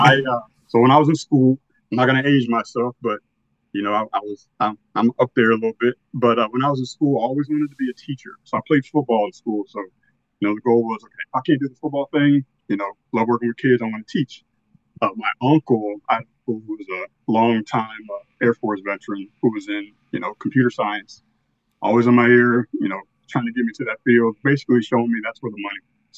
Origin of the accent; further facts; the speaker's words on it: Northern Virginia, United States; I'm from Northern Virginia, a little bit outside of Washington D.C. Uh, grew up here all my life